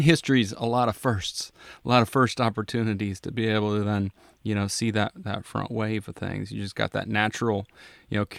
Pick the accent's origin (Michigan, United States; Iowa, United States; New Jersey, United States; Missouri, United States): Iowa, United States; I grew up in Iowa, and my father was a contractor